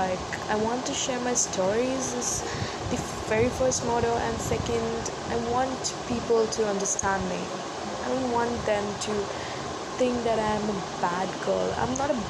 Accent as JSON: {"language": "English", "country": "India", "said": "from India"}